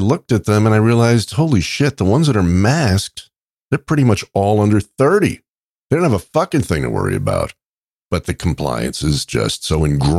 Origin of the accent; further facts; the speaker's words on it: New York, United States; Where are you from? And I said, New York.